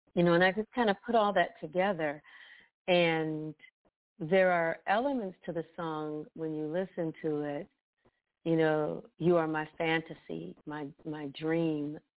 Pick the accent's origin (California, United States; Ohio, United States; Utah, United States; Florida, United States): Ohio, United States; Youngstown; now in Bristow, United States; I'm originally from Youngstown, Ohio.